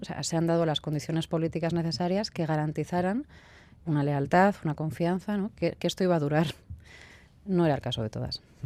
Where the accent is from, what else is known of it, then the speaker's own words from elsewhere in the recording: Bilbao, Basque Country, Spain; soy de aquí de Bilbao